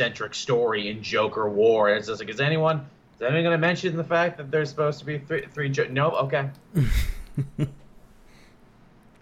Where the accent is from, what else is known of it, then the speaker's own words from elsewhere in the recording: Canada; I'm Canadian